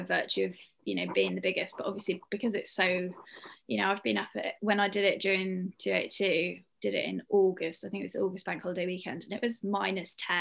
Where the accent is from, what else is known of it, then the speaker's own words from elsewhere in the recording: United Kingdom; we are all British